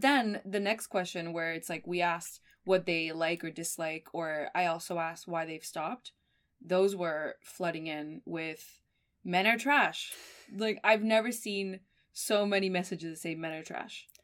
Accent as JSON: {"language": "English", "town": "Miami", "region": "Florida", "country": "United States", "tie": "born or raised there", "also_born_or_lived": "Argentina", "said": "I'm from Argentina, but I grew up in Miami"}